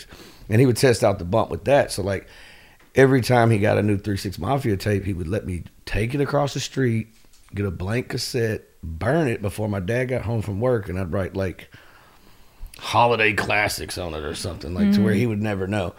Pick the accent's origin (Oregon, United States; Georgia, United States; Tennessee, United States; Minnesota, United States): Tennessee, United States; Memphis; I grew up born and raised in Fraser, a little hood right in North Memphis